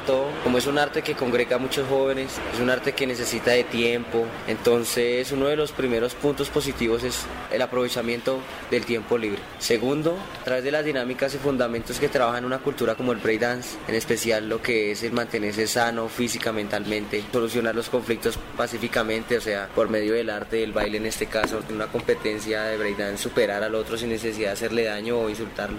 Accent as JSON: {"language": "Spanish", "town": "Soacha", "region": "Cundinamarca", "country": "Colombia", "tie": "born or raised there", "said": "yo crecí en Soacha"}